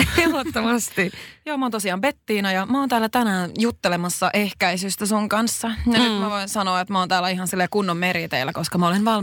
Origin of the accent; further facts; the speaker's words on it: South Ostrobothnia, Finland; now in Helsinki, Finland; Mä oon kotoisin Etelä-Pohjanmaalta, mikä selittää tosi paljon